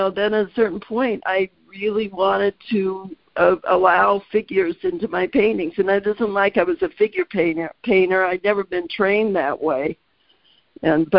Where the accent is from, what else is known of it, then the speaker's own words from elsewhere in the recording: Indiana, United States; also born or lived in Nebraska; we moved to Indiana when I was like 7